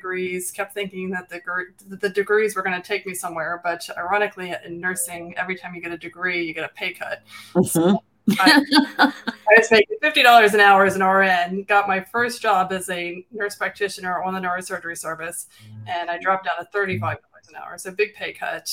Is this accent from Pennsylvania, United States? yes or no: yes; Philadelphia, Pennsylvania, United States